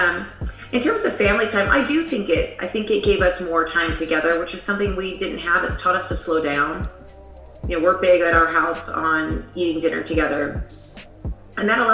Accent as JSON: {"language": "English", "town": "Las Vegas", "region": "Nevada", "country": "United States", "also_born_or_lived": "Singapore / Tulsa, Oklahoma / Chicago", "said": "I'm from Las Vegas"}